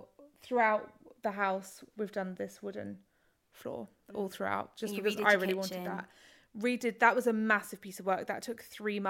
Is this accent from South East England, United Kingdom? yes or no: no; Tasburgh, East of England, United Kingdom; moved away; also born or lived in Norwich; I grew up in Tasborough, which is in Norfolk.